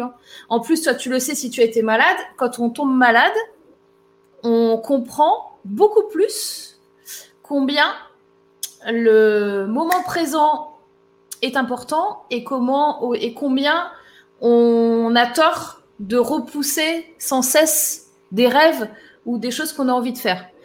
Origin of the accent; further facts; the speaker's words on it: Var, Provence-Alpes-Côte d'Azur, France; moved away; moi, je suis du sud à la base, tu vois, je suis du Var